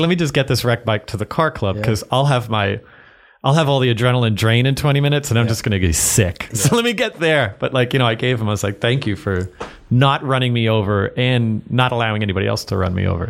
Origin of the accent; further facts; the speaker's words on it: Massapequa, New York, United States; I grew up uh, just outside of New York City on Long Island in Massapequa